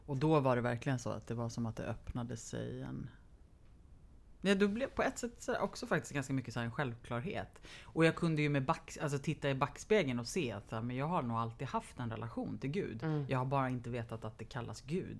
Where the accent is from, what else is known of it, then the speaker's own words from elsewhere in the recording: Lidingö, Stockholm County, Sweden; jag är uppvuxen på, delvis på Lidingö.